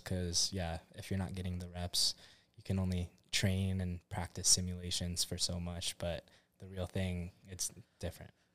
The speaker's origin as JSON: {"language": "English", "area": "Orange County", "region": "California", "country": "United States", "tie": "born or raised there", "also_born_or_lived": "Hilo, Hawaii", "said": "originally, I'm from California, born and raised in Orange County, but most of my family stays on the Big Island. Hilo side"}